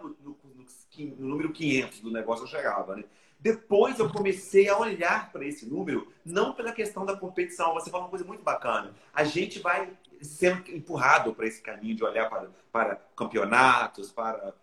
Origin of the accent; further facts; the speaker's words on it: Brejetuba, Espírito Santo, Brazil; moved away; de Brejetuba, minha cidade natal